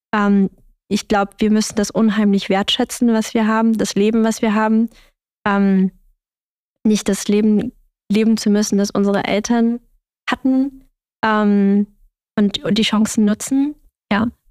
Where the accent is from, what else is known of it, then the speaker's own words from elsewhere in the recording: Germany; ich bin in Deutschland aufgewachsen